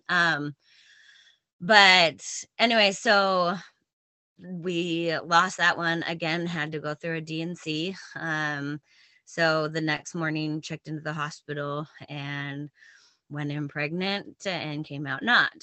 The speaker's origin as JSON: {"language": "English", "area": "just north of Portland, Oregon", "region": "Washington", "country": "United States", "tie": "born or raised there", "moved": "as an adult", "lives_now": "Wisconsin, United States", "said": "I grew up mostly in Washington State, just north of Portland, Oregon."}